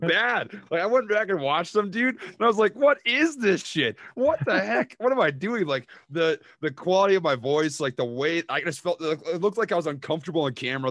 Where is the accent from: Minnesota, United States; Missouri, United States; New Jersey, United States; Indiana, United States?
Minnesota, United States; accent: Minnesota; now in Oklahoma, United States; my hometown in Minnesota